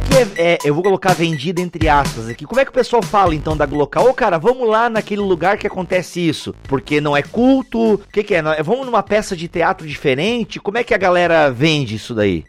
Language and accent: Portuguese; Joinville, Santa Catarina, Brazil; Eu sou de Joinville, Santa Catarina, terra de alemão que tudo fecha às 22 horas